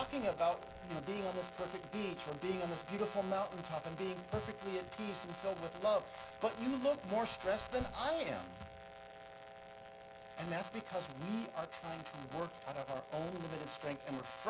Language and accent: English; United States; moved away as an adult; now in Germany; I am American.